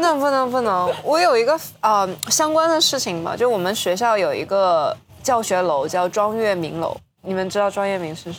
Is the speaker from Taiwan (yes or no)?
no; northern China, China; 我是北方人